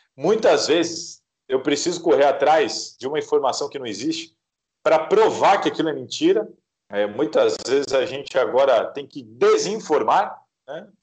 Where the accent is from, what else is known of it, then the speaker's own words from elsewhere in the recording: Santos, São Paulo, Brazil; eu sou de Santos, Inclusive, apesar de trabalhar em São Paulo há muitos anos, eu continuo morando em Santos